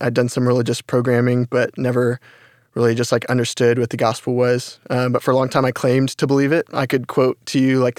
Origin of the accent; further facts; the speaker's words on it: Carrollton, Texas, United States; I'm from Carrollton, Texas.